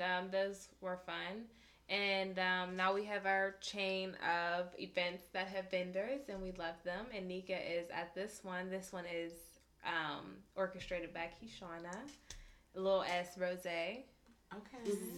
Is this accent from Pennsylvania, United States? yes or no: yes; Pittsburgh, Pennsylvania, United States; I'm from Homewood, Susquehanna Street